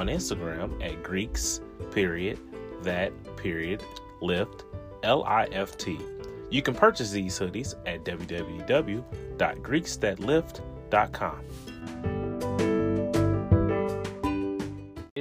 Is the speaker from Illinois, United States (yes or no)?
yes; East St. Louis, Illinois, United States; my hometown, East Saint